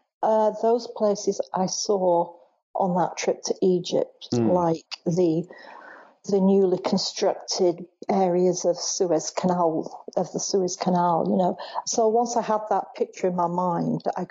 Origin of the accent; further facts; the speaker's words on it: Bolton, North West England, United Kingdom; I grew up in Bolton